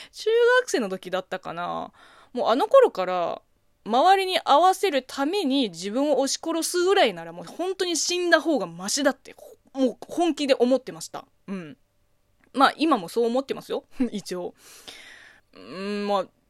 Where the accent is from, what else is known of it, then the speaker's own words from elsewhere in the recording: China; Japanese is a second language; moved away as an adult; 中国生まれ中 国育ちの私